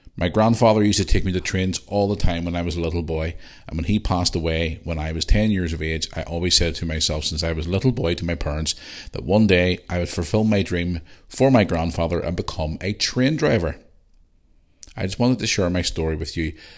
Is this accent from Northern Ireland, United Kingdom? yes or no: yes; Belfast, Northern Ireland, United Kingdom; when I was a young cu, kid growing up in Belfast